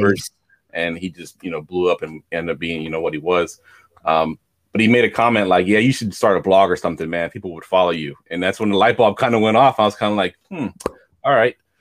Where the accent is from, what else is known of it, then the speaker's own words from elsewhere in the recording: Newport News, Virginia, United States; I grew up in Newport News, which if you don't know where that's at, it's in Virginia.